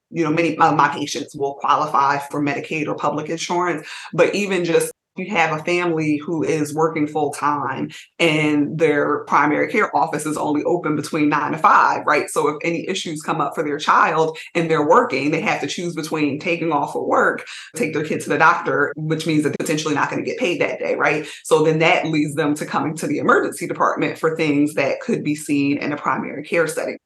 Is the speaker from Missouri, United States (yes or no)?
no; Montclair, New Jersey, United States; also born or lived in Trenton, New Jersey; I'm originally from Montclair and then moved to Trenton